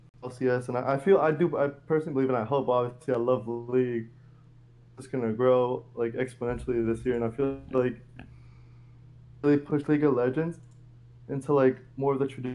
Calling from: Orlando, Florida, United States; How's it going, man? I'm calling from Orlando.

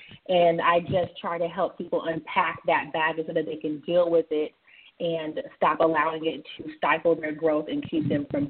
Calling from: Atlanta, Georgia, United States; I am calling in from Atlanta, Georgia.

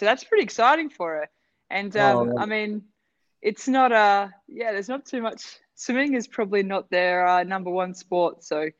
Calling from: Baku, Azerbaijan; I'm coming from Baku, actually. It's currently snowing outside, so it's nice to be cozy and inside, so it's good.

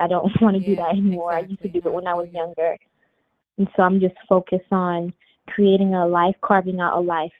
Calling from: Atlanta, Georgia, United States; I'm calling from Atlanta.

